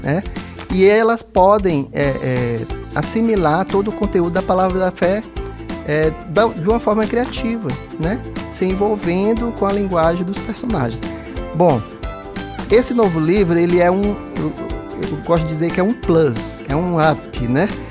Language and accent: Portuguese; Brasília, Federal District, Brazil; moved away; exatamente o local de onde eu vim, né? Lá de Brasília